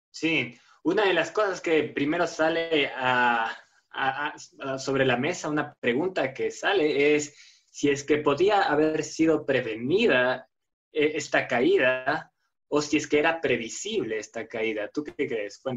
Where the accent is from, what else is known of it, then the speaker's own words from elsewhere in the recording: Spain; now in Ecuador; soy profesor español trabajando en Ecuador.